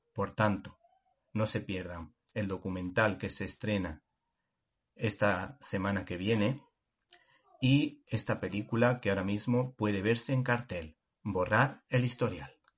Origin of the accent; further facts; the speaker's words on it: Málaga, Andalusia, Spain; como malagueño que soy